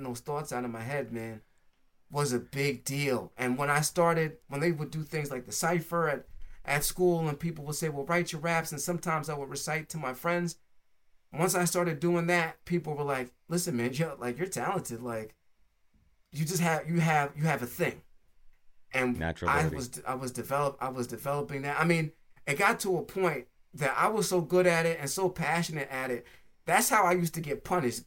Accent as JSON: {"language": "English", "region": "New Jersey", "country": "United States", "tie": "born or raised there", "also_born_or_lived": "California", "said": "I came from California to New Jersey"}